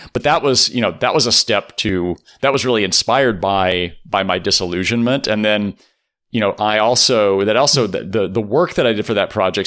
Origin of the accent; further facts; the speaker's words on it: Rosenberg, Texas, United States; I grew up in Texas.